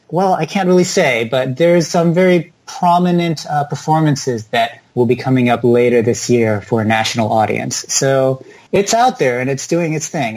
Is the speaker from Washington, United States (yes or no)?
no; Palo Alto, California, United States; I grew up in Palo Alto, California, which is very tech and science dominated